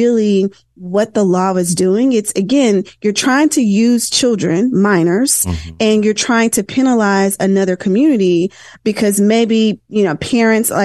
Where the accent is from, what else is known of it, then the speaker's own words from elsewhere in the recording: Tennessee, United States; I'm from Tennessee